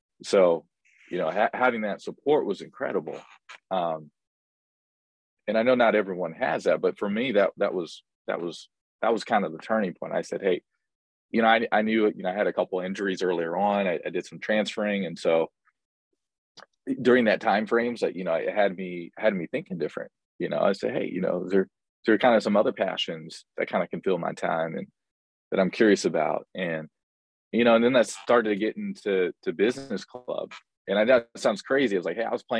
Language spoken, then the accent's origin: English; Indianapolis, Indiana, United States; moved away as an adult; also born or lived in Staten Island, New York / Sioux Falls, South Dakota; born and raised in Indianapolis, Indiana